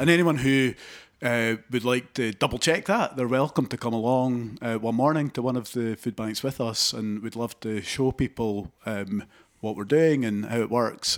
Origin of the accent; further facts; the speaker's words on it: Haddington, Scotland, United Kingdom; I grew up in Haddington, in East Lothian